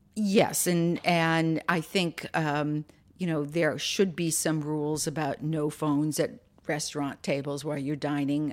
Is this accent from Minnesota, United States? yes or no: yes; Minneapolis, Minnesota, United States; now in Virginia, United States; I grew up in Minneapolis